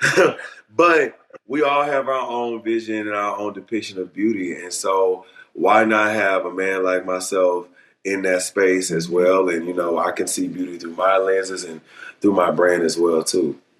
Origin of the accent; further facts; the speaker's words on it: Beaumont, Texas, United States; I grew up in the South in Beaumont, Texas.